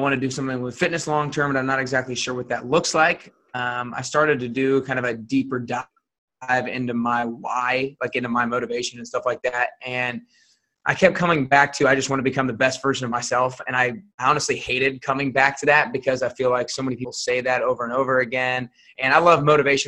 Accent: Atlanta, Georgia, United States; moved away as an adult; now in Nashville, United States; I grew up in Atlanta, Georgia. Like you said, I currently live in Nashville, but I grew up in Atlanta

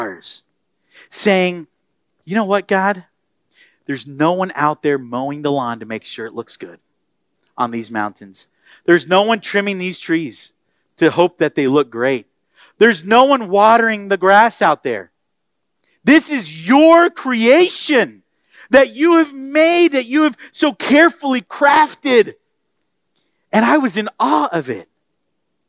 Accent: Florida, United States; now in Texas, United States; I grew up in Florida and then here in Texas

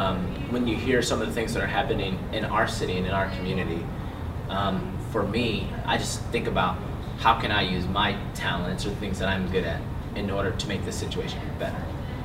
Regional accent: Milwaukee, Wisconsin, United States; moved away as an adult; I grew up here in Milwaukee, born and raised on 33rd and Meineke, so a block north of North Avenue.

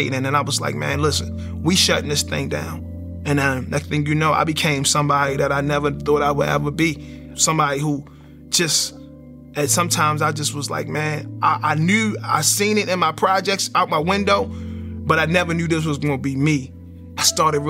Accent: Baltimore, Maryland, United States; growing up in Baltimore, I didn't know how bad it was because I was in it, and it became like the norm. So we grew up in the projects in East Baltimore

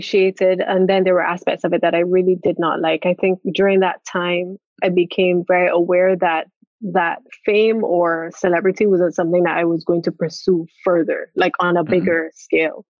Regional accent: Barbados; I was from Barbados

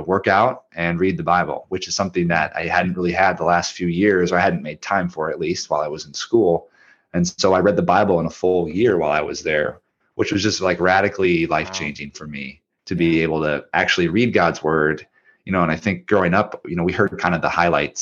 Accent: Minnesota, United States; moved away as an adult; also born or lived in Charleston, South Carolina; I'm from Minnesota

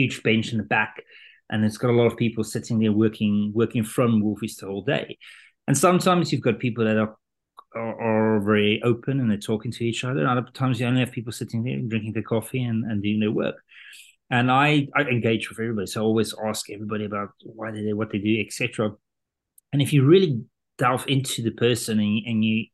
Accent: South Africa; moved away as an adult; also born or lived in London; I was born in South Africa and grew up there, had a German dad, Dutch mom

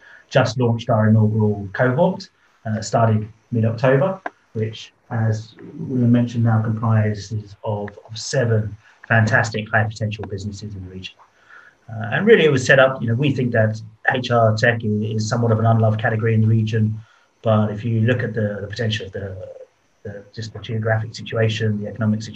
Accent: London, United Kingdom; accent: British; moved away as an adult; now in Singapore, Singapore; I am from London originally.

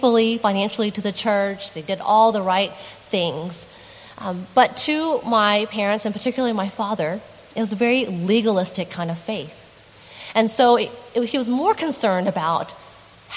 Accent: Texas, United States; moved away; in a small church in Texas, in my home state

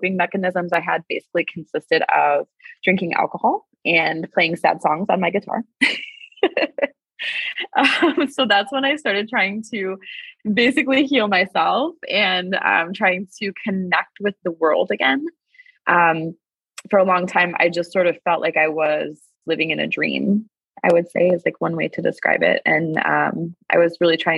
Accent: Wisconsin, United States; I'm from Wisconsin in the US.

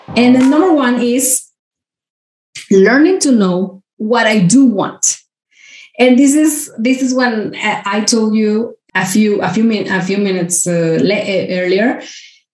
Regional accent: Mexico; I grew up in Mexico. I'm from Mexico

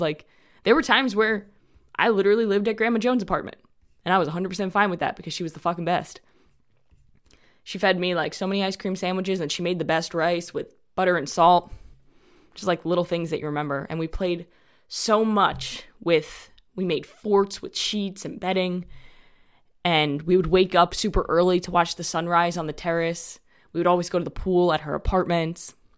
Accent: New York City, New York, United States; moved away as an adult; also born or lived in North Carolina; now in Florida, United States; I grew up in New York, right outside New York City, in a town called Rockaway Beach in Queens. And I lived there until I was twenty-three years old.

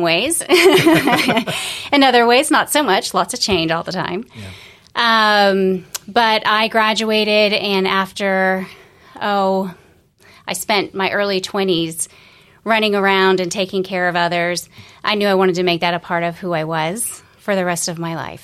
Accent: Florida, United States; moved away as an adult; also born or lived in Colorado; originally I was from Florida

